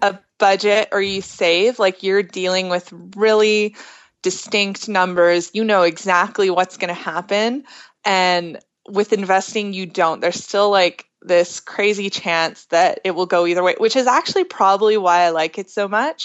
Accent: Alberta, Canada; I'm from Alberta

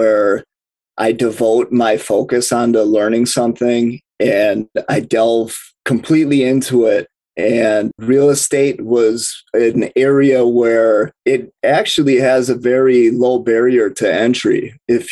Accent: Milwaukee, Wisconsin, United States; I'm from Milwaukee, Wisconsin

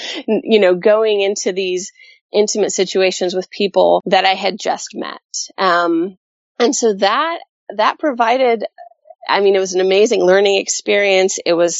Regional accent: Colorado, United States; also born or lived in South Texas / California; I'm a Colorado kid at heart. That's where I was born. But I spent a lot of time in South Texas. And most of my time has been in California.

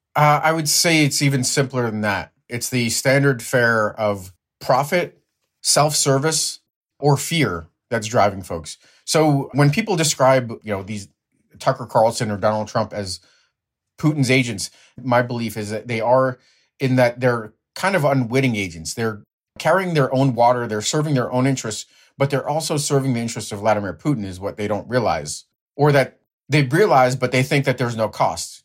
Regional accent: Ukraine; now in United States; my background is Ukrainian, Ukrainian-born

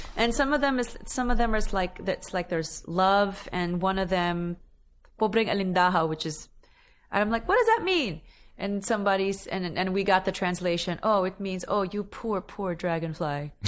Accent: Philippines; now in New York City, United States; my native tongue

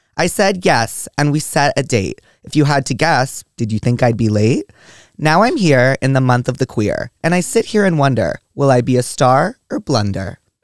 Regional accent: New York, United States; I grew up in New York

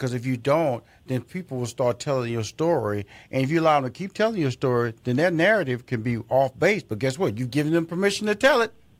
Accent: Texas, United States; I grew up, wasn't like that. I grew up in Fifth Ward.

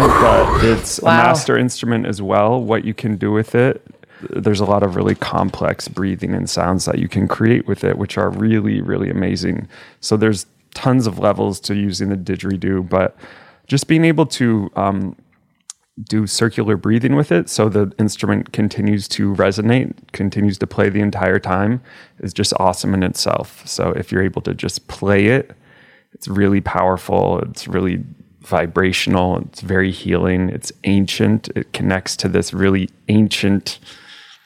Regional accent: Ohio, United States; I am from Ohio

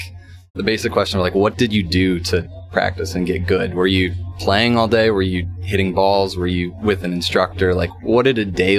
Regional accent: Minnesota, United States; here at the 3M in Minnesota. Welcome to my home state of all places.

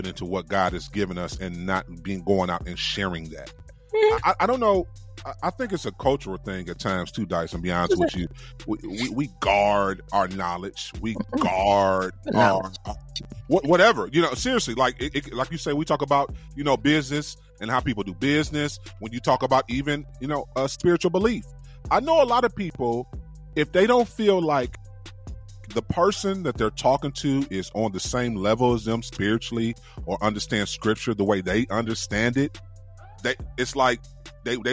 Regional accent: East Cleveland, Ohio, United States; I'm from East Cleveland.

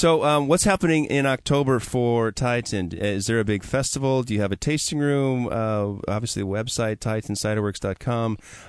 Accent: Washington, United States; we're from Washington State. We know about apples.

